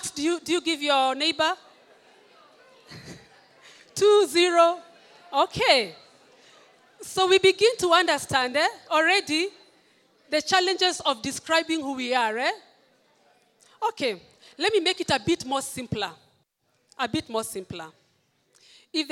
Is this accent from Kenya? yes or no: yes; Kenya; I am a Kenyan. I'm proud to be